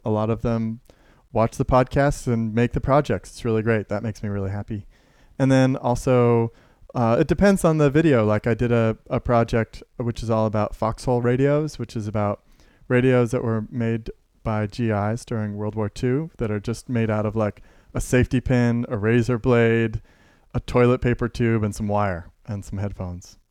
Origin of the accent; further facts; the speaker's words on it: Carbondale, Illinois, United States; I was born in Carbondale